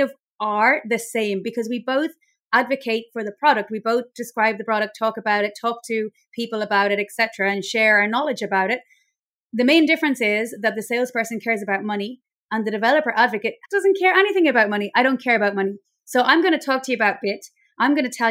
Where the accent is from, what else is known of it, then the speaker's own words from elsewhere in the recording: Ireland; accent: Irish; now in Mallorca, Spain; I'm basically based in Mallorca in Spain, but I'm Irish, as you can probably tell by my accent